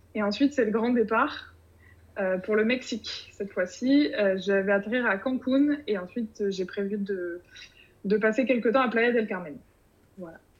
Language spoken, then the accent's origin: French; Bordeaux, Nouvelle-Aquitaine, France; actuellement je suis à Bordeaux, euh, ma région d'origine